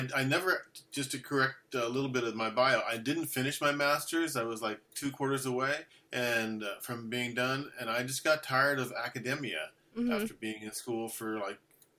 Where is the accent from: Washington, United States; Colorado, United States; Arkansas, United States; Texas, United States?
Washington, United States; Whidbey Island; I grew up on Whidbey Island